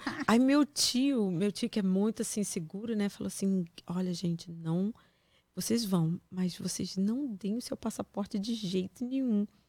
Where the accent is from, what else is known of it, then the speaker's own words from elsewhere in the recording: Niterói, Rio de Janeiro, Brazil; moved away as an adult; also born or lived in Campos dos Goytacazes; now in United States; eu sou de Niterói. Na verdade, eu nasci em Campos